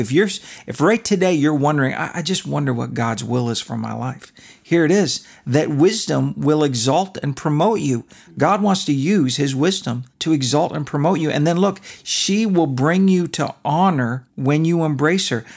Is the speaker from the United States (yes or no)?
no; Canada; moved away; When I was a kid, we were allowed to watch hockey night in Canada. I'm Canadian